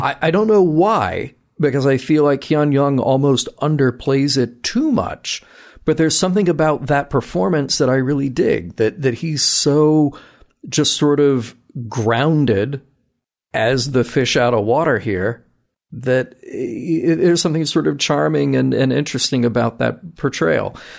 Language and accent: English; the South, United States; you and I both growing up in the South